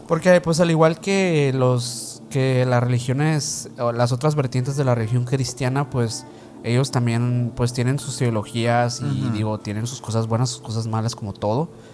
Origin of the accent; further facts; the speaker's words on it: Sonora, Mexico; aquí en la aquí donde somos eh, de Sonora